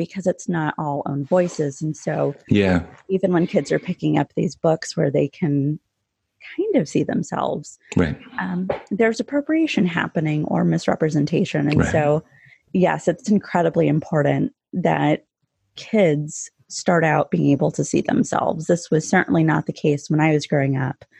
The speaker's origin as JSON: {"language": "English", "town": "Yuma", "region": "Arizona", "country": "United States", "tie": "born or raised there", "also_born_or_lived": "Chicago suburbs, Illinois", "moved": "as an adult", "lives_now": "Elmhurst, United States", "said": "my hometown library in Yuma, Arizona, which is where Mexico, California, and Arizona all come to a point"}